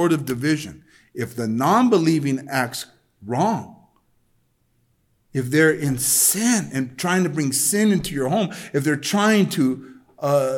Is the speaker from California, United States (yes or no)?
yes; El Monte, California, United States; I was brought up that way in El Monte.